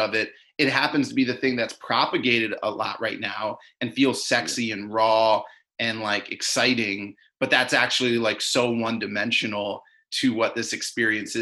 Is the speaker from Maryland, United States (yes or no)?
yes; Maryland, United States; I grew up in Maryland